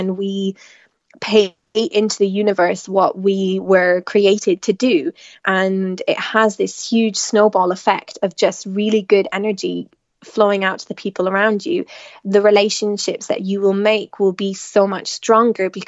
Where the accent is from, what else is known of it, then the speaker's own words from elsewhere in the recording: Tipperary, Munster, Ireland; moved away as an adult; also born or lived in Limerick / London / Milan; now in Italy; I am Irish as well. I was born and raised in Tipperary